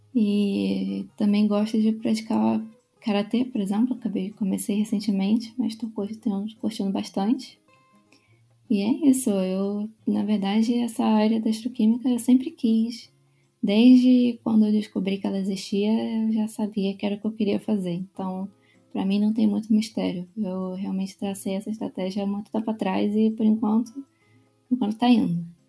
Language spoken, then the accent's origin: Portuguese; Rio de Janeiro, Brazil; moved away as an adult; also born or lived in São Paulo; eu sou é, do Rio de Janeiro. Eu nasci é, e é, cresci no, no, Rio